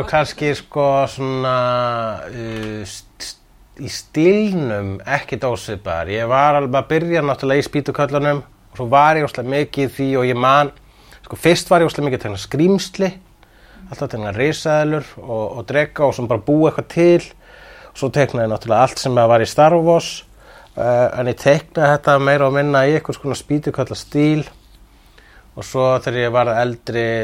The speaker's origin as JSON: {"language": "Icelandic", "town": "Reykjavík", "region": "Capital Region", "country": "Iceland", "tie": "born or raised there", "also_born_or_lived": "Sweden / Svarfaðardalur, Iceland", "said": "Ég ólst upp í Vesturbænum, ég held að það sé sástaður sem ég ólst hvað mest upp, en líka í Svíþjóð og líka í Svaravadardalnum fyrir norðan."}